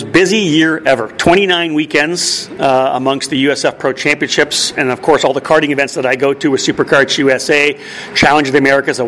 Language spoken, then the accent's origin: English; Milton, Ontario, Canada; I was born in Milton.